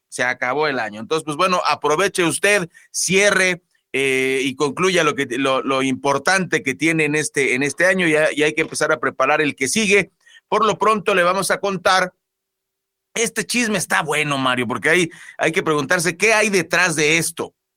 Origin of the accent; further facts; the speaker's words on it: Mexico; los mexicanos somos los hombres del mañana